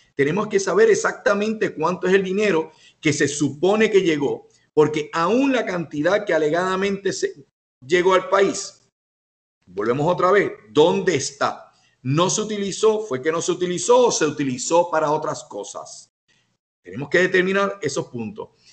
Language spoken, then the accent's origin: Spanish; Puerto Rico; nosotros como puertorriqueños